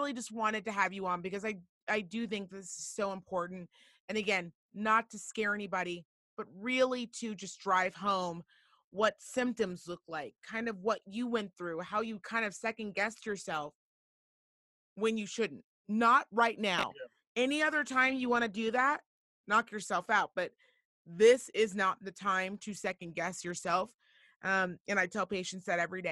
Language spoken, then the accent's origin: English; Reno, Nevada, United States; I'm from Reno, Nevada